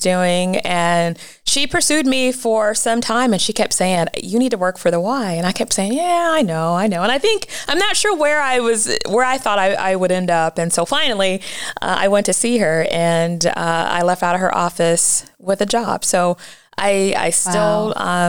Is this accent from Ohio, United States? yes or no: yes; Massillon, Ohio, United States; I was born and raised in Massillon, Ohio.